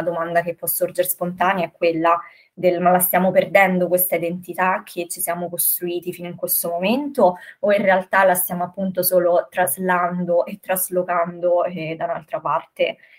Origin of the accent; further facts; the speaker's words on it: Rome, Lazio, Italy; quando ero più piccolina qui a Roma, da una casa ad un'altra